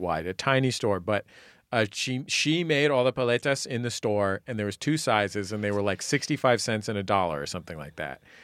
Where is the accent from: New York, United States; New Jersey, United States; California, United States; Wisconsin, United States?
California, United States; San Francisco; now in Los Angeles, United States; I grew up in the Mission District